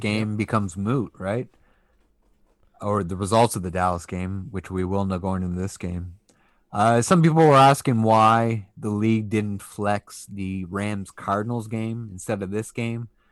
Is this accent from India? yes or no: no; England, United Kingdom; also born or lived in Atlantic Canada; now in Canada; a British national who was born in England who, and who still has half my family over there and who used to aspire to live over there long term